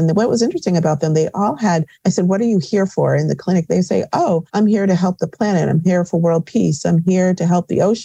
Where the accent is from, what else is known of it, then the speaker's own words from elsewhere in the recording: Connecticut, United States; also born or lived in New York; I'm back home. I grew up in Connecticut where I have a healing center in Bloomfield